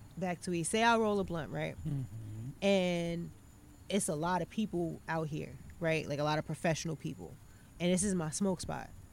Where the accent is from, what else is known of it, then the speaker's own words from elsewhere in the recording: North Carolina, United States; I'm from North Carolina